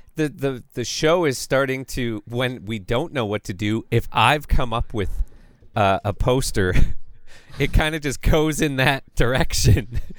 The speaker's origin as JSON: {"language": "English", "town": "Calgary", "region": "Alberta", "country": "Canada", "said": "I'm from Calgary"}